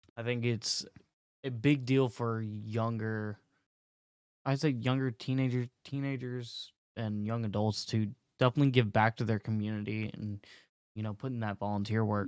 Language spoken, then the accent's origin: English; North Carolina, United States; moved away as an adult; now in California, United States; I am from North Carolina. I just moved to California recently.